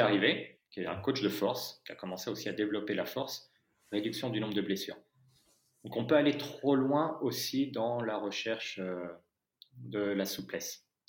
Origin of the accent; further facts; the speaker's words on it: France; je suis français